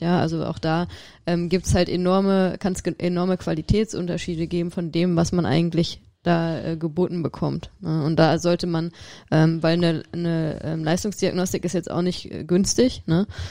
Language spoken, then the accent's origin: German; Rhineland, Germany; Ich als Rheinländerin